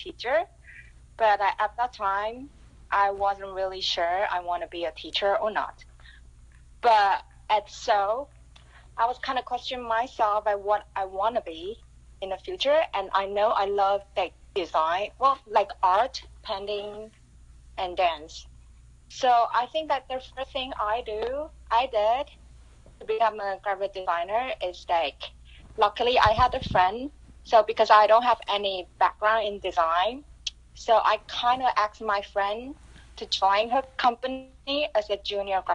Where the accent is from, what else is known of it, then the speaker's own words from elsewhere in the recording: Taiwan; moved away as an adult; also born or lived in New York; now in Toronto, Canada; I was born in Taiwan